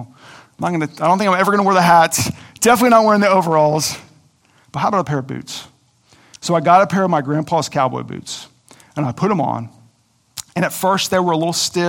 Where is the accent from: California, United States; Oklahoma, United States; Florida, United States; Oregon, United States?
Oklahoma, United States; Coweta; I grew up in Coweta, Oklahoma on a farm